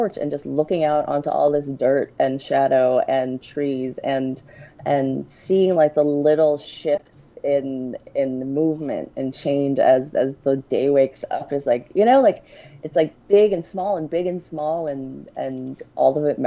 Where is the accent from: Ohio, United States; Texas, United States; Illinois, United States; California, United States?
California, United States; Southern; also born or lived in Santa Fe, New Mexico; I grew up in Southern California